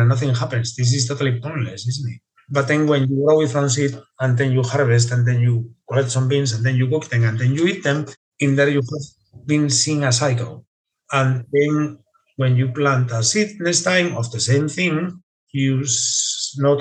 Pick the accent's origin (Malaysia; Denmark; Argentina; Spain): Spain; Asturias; now in United Kingdom; I'm from Asturias, Spain, which is in the north coast of Spain.